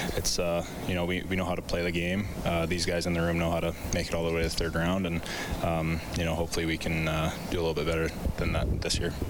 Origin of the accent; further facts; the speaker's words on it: Edmonton, Alberta, Canada; growing up in Edmonton